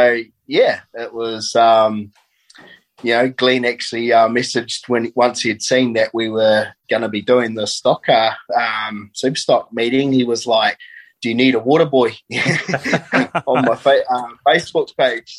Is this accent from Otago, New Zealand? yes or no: no; Meeanee Speedway, Hawke's Bay, New Zealand; I grew up around the Miani Speedway